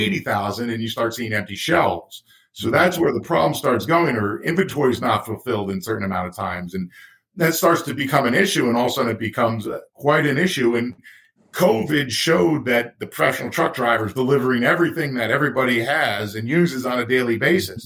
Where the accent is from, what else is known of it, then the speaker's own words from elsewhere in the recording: United States; I'm from the States, so I use miles mm-hmm. per hour.